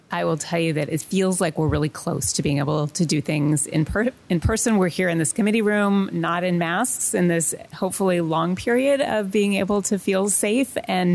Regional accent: Washington, United States; I want to thank Ms. Berg for testifying today from my home state of Washington.

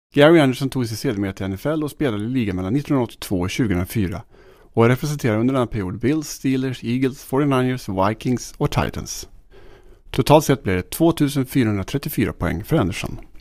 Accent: Sweden; här- här hemma i Sverige

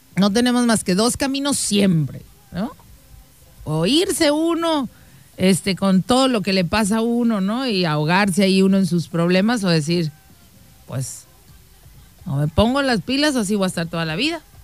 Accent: Mexico; nosotros todos los que somos mexicanos

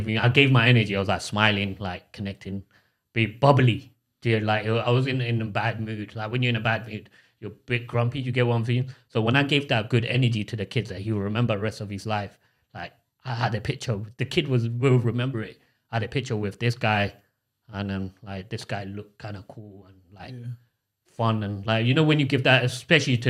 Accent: Yangon, Yangon Region, Myanmar; now in London, United Kingdom; I'm from Burma. I'm from Yangon. I was born in Yangon

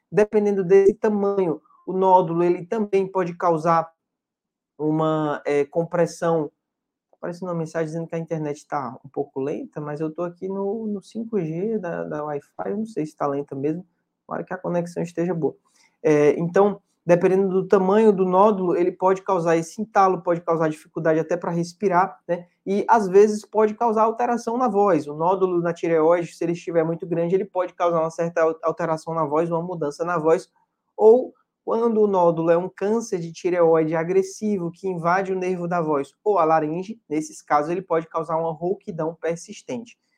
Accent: Fortaleza, Ceará, Brazil; E eu sou de Fortaleza e atendo em Fortaleza nas terças.

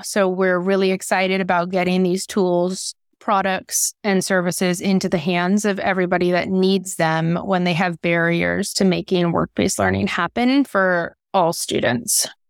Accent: Concord, California, United States; also born or lived in San Francisco, California; I was born in San Francisco in the Mission District, and my parents and grandparents were community organizers, and I grew up in Concord and went to Concord High School.

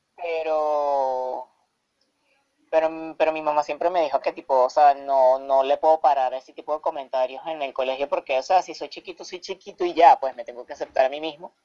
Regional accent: Caracas, Capital District, Venezuela; provengo de la ciudad de Caracas, Venezuela

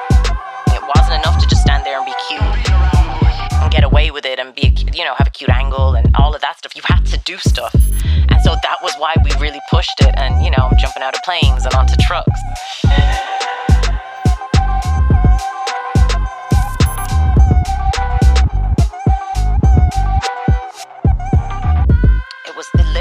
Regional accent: Dublin, Leinster, Ireland; I was raised in Ireland

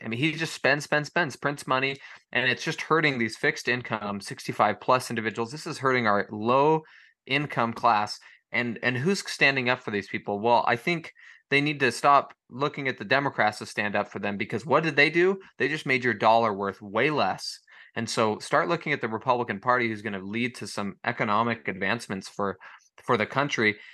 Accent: United States; as Americans

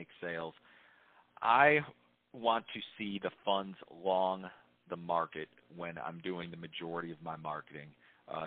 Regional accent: Chicago, Illinois, United States; moved away as an adult; now in Nashville, United States; I grew up in Chicago and worked in Chicago for many years prior to moving down south a couple of years ago

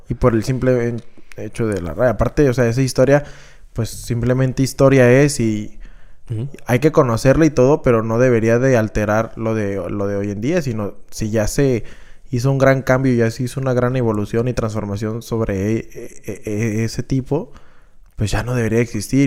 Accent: Mexico; somos los mexicanos

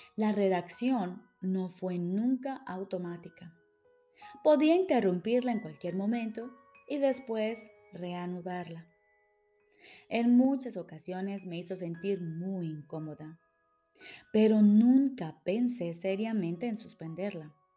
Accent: Colombia; now in Switzerland; Soy psicóloga, colombiana, radicada en Suiza

